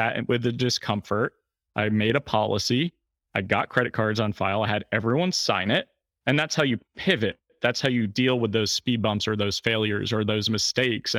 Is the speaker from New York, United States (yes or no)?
yes; Fishkill, New York, United States; Fishkill, New York, which is my hometown